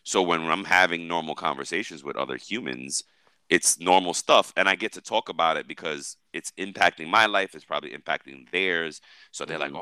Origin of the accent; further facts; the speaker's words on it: New York, United States; I'm a New Yorker